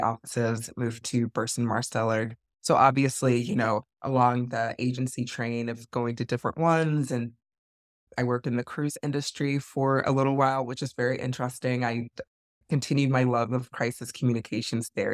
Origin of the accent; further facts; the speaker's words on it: the South, United States; moved away as an adult; also born or lived in Atlanta; now in Washington, D.C., United States; I'm originally from the South